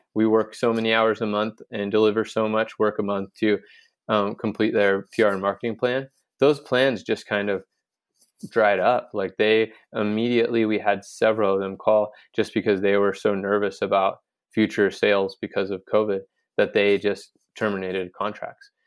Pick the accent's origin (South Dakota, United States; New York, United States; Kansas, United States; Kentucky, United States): Kansas, United States; Garden City; moved away as an adult; also born or lived in California; now in Garden City, United States; I grew up in Garden City, Kansas